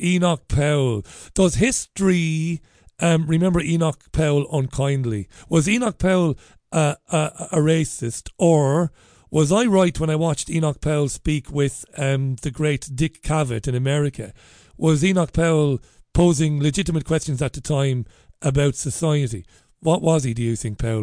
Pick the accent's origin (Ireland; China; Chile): Ireland; moved away as an adult; now in United Kingdom; I came here because things were better for me, uh, here than they were in Ireland back when I first came here many, many years ago